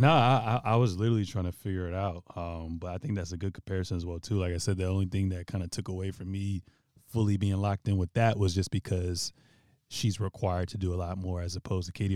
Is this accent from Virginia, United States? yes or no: yes; Virginia, United States; now in Los Angeles, United States; I'm from Virginia, but I live in L A.